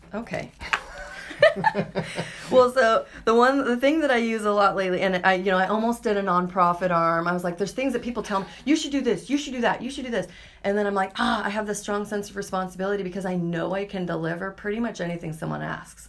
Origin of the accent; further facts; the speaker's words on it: Boise, Idaho, United States; I was born and raised in Boise